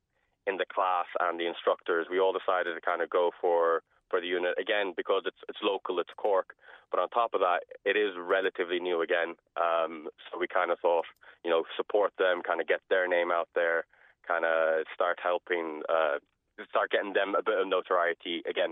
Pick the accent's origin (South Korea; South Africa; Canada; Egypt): South Africa; now in Ireland; Well, I'm originally from South Africa, actually. My father was African and my mother is Irish. She decided to go there and then met my father, and then we came back to Ireland in 2000.